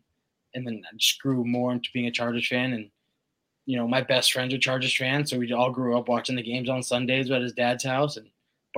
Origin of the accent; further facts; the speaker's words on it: San Diego, California, United States; moved away as an adult; now in Kansas City, United States; Look, I was born and raised in San Diego.